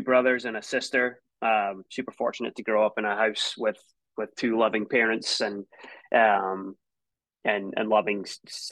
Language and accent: English; a small town outside Edinburgh, Scotland, United Kingdom; moved away as an adult; also born or lived in Tulsa, Oklahoma; Grew up in a small town not too far outside of Edinburgh